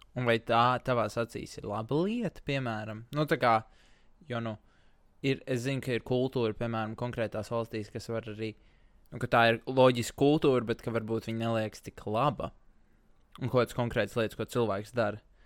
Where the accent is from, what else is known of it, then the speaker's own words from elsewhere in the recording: Latvia; es personīgi ļoti lepojos ar to, ka es esmu latvietis